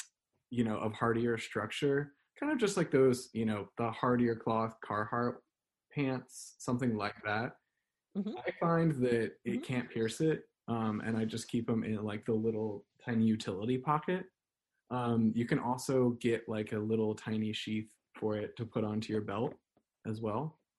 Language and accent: English; the South, United States; So I am from the South, and even though my family doesn't come from like any great Southern heritage, where they're not like really connected with it, quote unquote, I do really like to just like cook collard greens and ham hocks.